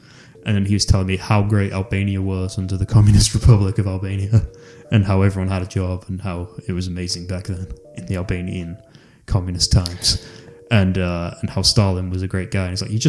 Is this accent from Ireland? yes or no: no; United Kingdom; So I'm British and they're Serbian.